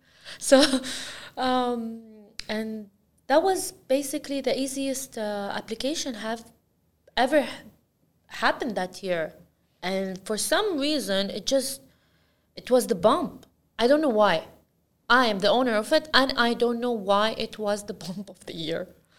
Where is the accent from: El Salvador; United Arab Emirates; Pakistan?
United Arab Emirates; Al Ain, Abu Dhabi; now in Abu Dhabi, United Arab Emirates; Yeah, I'm from Al Ain, and only the last 7 years of my life, I just moved to Abu Dhabi, and yeah, now I'm using this, I am from Abu Dhabi.